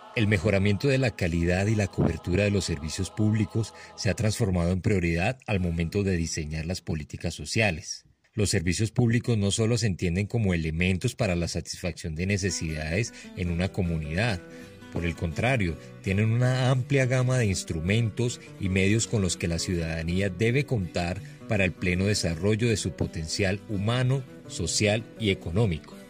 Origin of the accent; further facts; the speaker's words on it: Colombia; nuestra querida Colombia